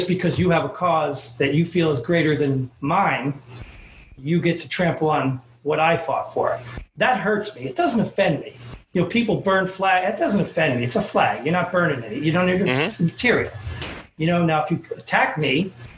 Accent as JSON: {"language": "English", "region": "the North", "country": "United States", "said": "I'm from the North"}